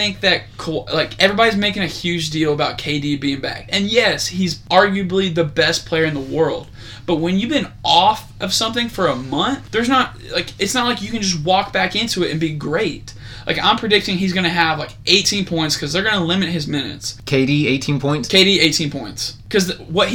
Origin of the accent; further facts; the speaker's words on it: Canada; as a Canadian